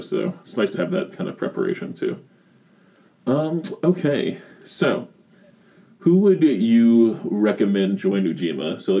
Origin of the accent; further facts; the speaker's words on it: Columbia, South Carolina, United States; moved away as an adult; now in Virginia, United States; I'm originally from South Carolina, went to a private high school